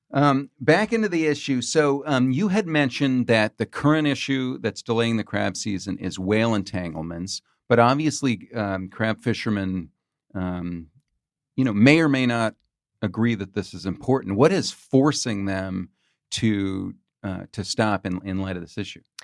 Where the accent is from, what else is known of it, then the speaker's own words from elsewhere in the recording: California, United States; I grew up in California